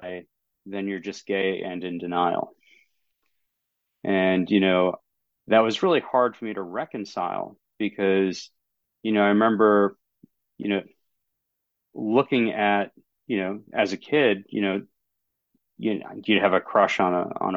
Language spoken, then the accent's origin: English; down east Maine, United States; I'm in down east Maine. So closest city to where I'm at would be Bangor.